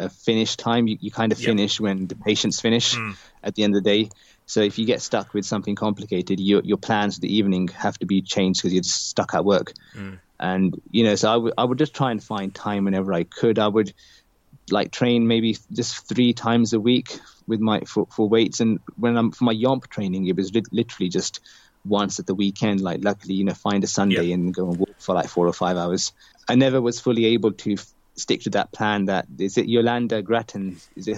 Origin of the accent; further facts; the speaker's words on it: Slough, South East England, United Kingdom; my hometown in Slough